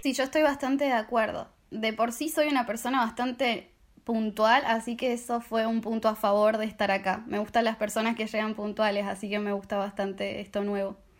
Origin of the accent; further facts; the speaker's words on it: Argentina; moved away as an adult; also born or lived in Strasbourg, France; now in Paris, France; vengo de Argentina, tengo 23 años.